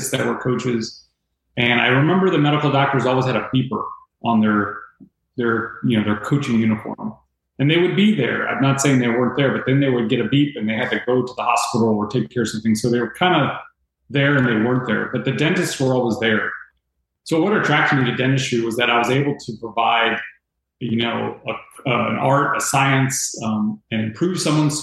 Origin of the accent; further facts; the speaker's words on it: Tampa, Florida, United States; Growing up in Tampa, mom and dad, Cuban descent